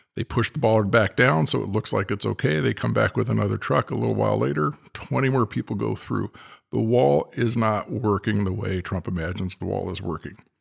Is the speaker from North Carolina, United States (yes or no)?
no; California, United States; as a Californian